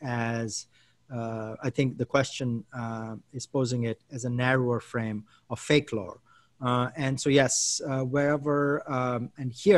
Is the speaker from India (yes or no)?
yes; India; now in United States; I'm an Indian citizen who lives in the US